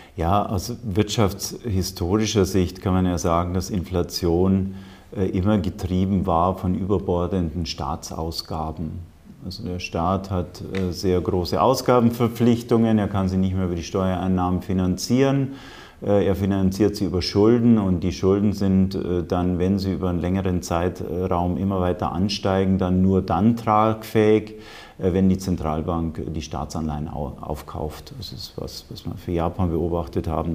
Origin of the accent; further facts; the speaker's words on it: Germany; bei uns in Deutschland